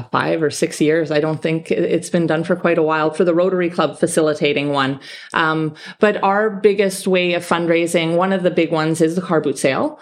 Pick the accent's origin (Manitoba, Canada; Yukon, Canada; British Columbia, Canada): Manitoba, Canada; now in Gibraltar; I was raised in Canada. Whereabouts in Canada? I'm from Manitoba. It's very cold where I'm from.